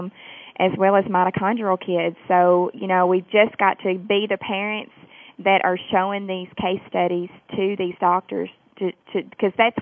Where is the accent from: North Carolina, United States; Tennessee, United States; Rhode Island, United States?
Tennessee, United States; accent: southern; I am from Tennessee